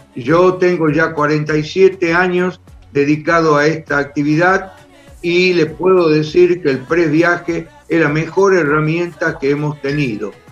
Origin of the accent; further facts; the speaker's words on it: Tucumán, Argentina; yo soy de Tucumán